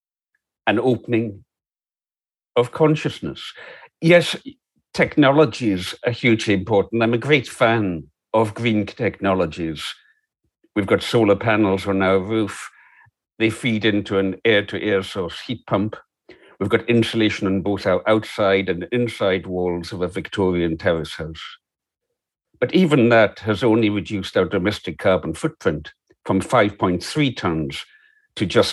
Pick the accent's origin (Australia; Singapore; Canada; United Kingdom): United Kingdom; Isle of Lewis, Scotland; I grew up on the Isle of Lewis.